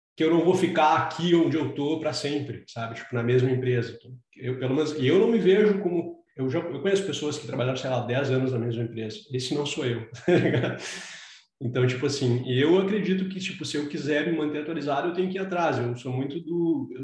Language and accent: Portuguese; Brazil; moved away; a gente veio do Brasil